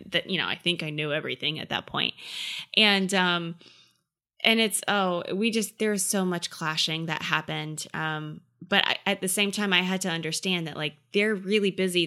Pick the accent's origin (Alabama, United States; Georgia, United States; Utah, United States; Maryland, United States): Georgia, United States; Effingham; I grew up in a podunk country town called Effingham, Georgia